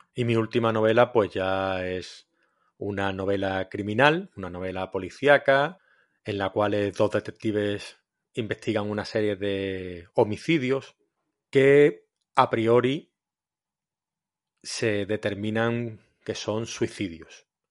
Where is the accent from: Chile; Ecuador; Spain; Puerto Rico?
Spain; Cádiz, Andalusia; now in Valencia, Spain; aunque esté afincado en Valencia hace muchos años, yo soy de Cádiz